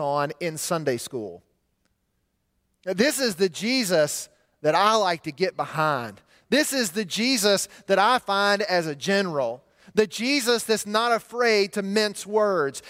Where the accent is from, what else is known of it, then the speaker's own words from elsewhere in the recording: Montgomery, Alabama, United States; my hometown of Montgomery